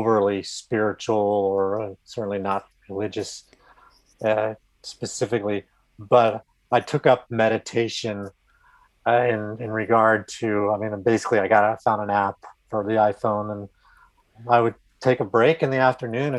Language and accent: English; California, United States; I grew up out in California